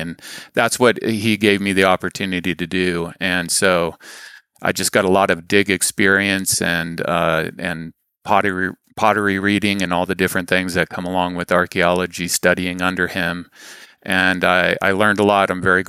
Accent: Saudi Arabia; I was raised in the Middle East. My dad was a engineer and worked for an oil company in Saudi Arabia. So I grew up exploring the desert.

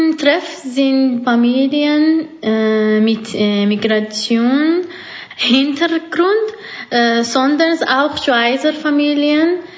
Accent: Iran; now in Switzerland; ich komme aus dem Iran.

